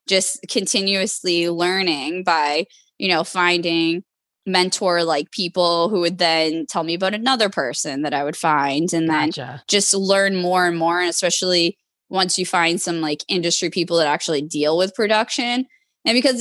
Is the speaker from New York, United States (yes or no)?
no; Boston, Massachusetts, United States; moved away as an adult; also born or lived in California; at the time I was living in California, but I'm from the Boston area. I moved back to Boston